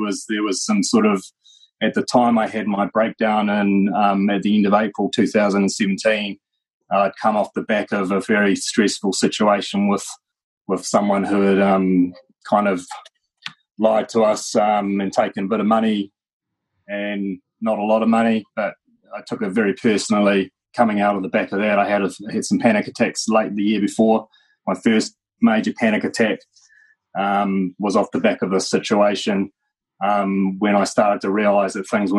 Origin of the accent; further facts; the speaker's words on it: Christchurch, Canterbury, New Zealand; also born or lived in Masterton; And then we put down some roots in Christchurch, and that's where I grew up.